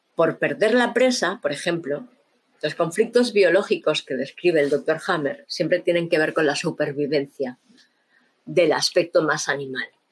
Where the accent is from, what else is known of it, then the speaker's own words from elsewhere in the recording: Barcelona, Catalonia, Spain; crecí en Barcelona, ¿no? En la Barcelona de los 70, 80